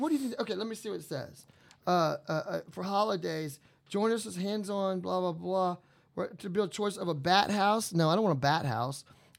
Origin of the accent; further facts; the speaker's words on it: Louisiana, United States; also born or lived in Mandeville; So I came from Louisiana. I'm from Louisiana. Moved here, right? So the town I used to live in was Mandeville.